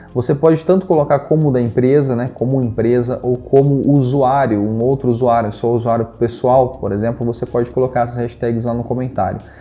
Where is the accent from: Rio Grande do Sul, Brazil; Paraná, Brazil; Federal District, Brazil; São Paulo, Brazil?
Paraná, Brazil; eu sou da região do Paraná